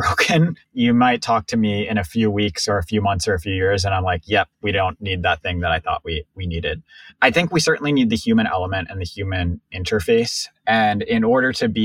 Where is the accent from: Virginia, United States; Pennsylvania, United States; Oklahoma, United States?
Pennsylvania, United States; Pittsburgh; moved away as an adult; I grew up in Pittsburgh